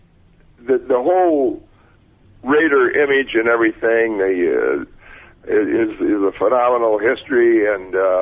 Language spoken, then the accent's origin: English; Wausau, Wisconsin, United States; moved away; also born or lived in Miami, Florida / Oakland, California; I'm a kid from Wausau, Wisconsin